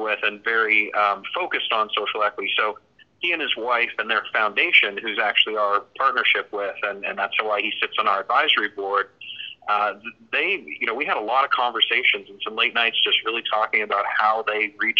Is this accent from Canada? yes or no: yes; Canada; now in South Florida, United States; I'm actually from Canada originally, but I've lived in the U.S. for over half my life now, and we're based actually in South Florida